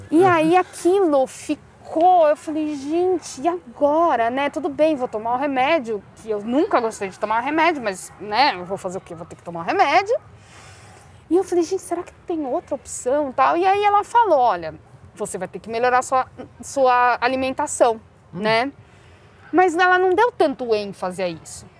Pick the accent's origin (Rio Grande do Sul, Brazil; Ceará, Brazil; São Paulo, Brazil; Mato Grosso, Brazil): São Paulo, Brazil; Barueri; also born or lived in Madrid, Spain; eu sempre morei em Alphaville